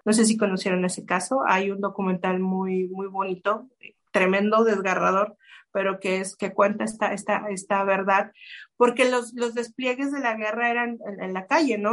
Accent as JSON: {"language": "Spanish", "region": "Chihuahua", "country": "Mexico", "tie": "born or raised there", "moved": "yes", "lives_now": "Monterrey, Mexico", "said": "Yo crecí en Chihuahua, que es un poco más al norte."}